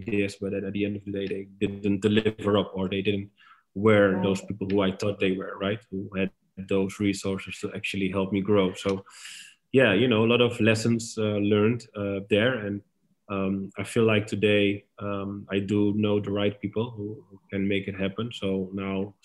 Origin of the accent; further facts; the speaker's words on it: Amsterdam, North Holland, Netherlands; moved away as an adult; now in Istanbul, Turkey; I'm born and raised in Amsterdam